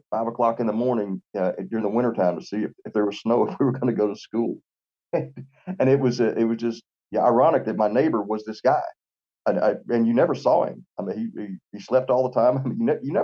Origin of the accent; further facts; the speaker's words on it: Lexington, Tennessee, United States; now in Florence, United States; I was born in Lexington, Tennessee